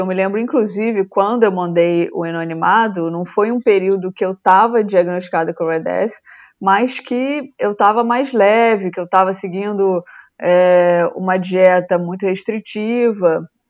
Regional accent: Rio de Janeiro, Brazil; moved away; eu sou natural do Rio

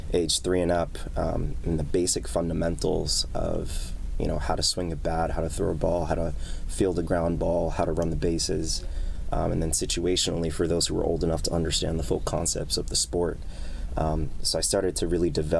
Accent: New York City, New York, United States; also born or lived in Bronx, New York; I was born and raised in New York. Spent a little bit of my childhood in the Bronx, but spent most of my life in Queens, where I still reside.

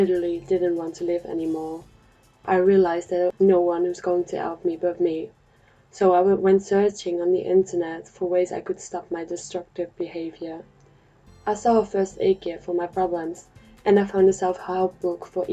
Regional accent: Netherlands; moved away as an adult; I'm from the Netherlands

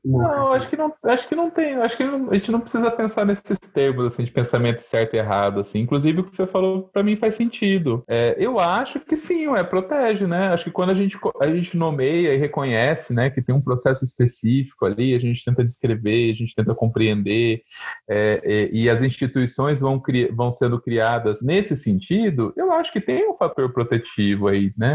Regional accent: Mirassol, São Paulo, Brazil; moved away; da minha juventude no interior de São Paulo. Eu sou de Mirassol, uma cidade também pequena, né, em São Paulo

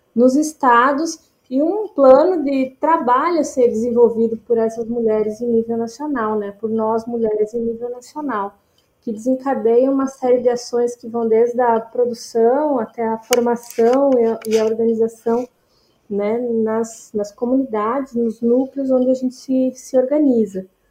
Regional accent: Rio Grande do Sul, Brazil; moved away as an adult; also born or lived in Brasília / São Paulo / Rio de Janeiro; eu sou natural do Rio Grande do Sul

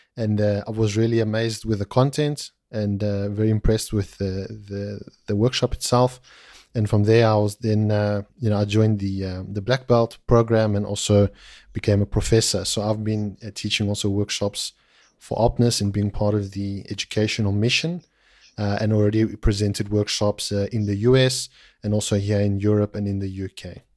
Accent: South Africa; moved away; I'm originally from South Africa, uh, of Greek, uh, descent

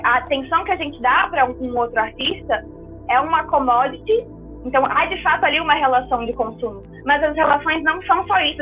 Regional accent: Brazil; a gente como brasileiro

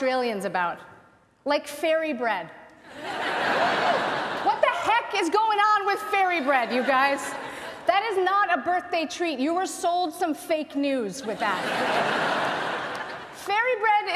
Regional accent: United States; moved away; I grew up in the US

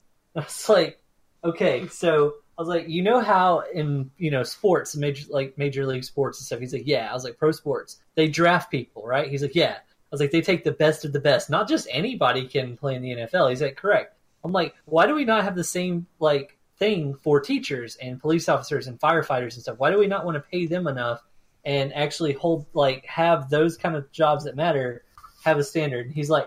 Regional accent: Florida, United States; What is it about growing up in Florida?

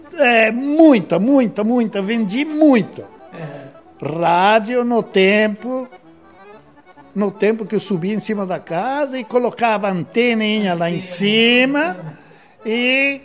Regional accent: Sarandi, Rio Grande do Sul, Brazil; moved away as an adult; also born or lived in Dois Vizinhos, Paraná; now in Salto do Lontra, Brazil; Eu nasci em Sarandi, Rio Grande do Sul.

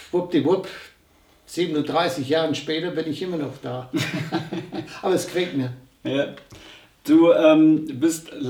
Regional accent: United States; born there; Ich bin ein gebürtiger Amerikaner. Ich bin zum ersten Mal in Deutschland 1963 gewesen. Mein Vater war hier stationiert. Ich war im deutschen Kindergarten.

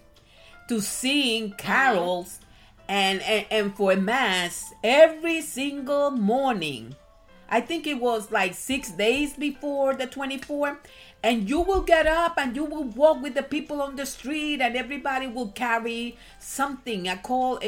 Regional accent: Puerto Rico; moved away as an adult; I was born and I was raised in Puerto Rico until I was 18 years old

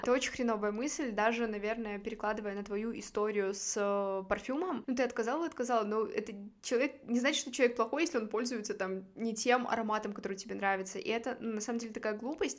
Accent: Gomel, Gomel Region, Belarus; я все свое отрочество провела в Гомеле

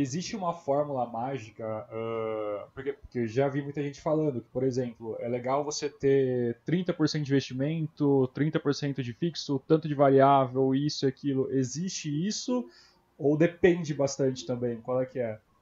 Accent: Brazil; Eu sou brasileiro

